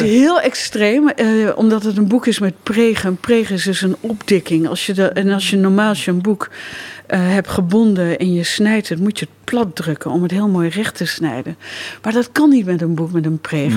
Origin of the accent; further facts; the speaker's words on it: Lochem, Gelderland, Netherlands; ik kom uit Lochem